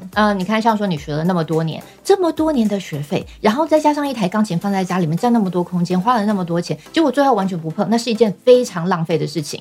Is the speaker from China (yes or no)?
no; Taiwan; moved away as an adult; also born or lived in United Kingdom; 因为我小时候也是在台湾长大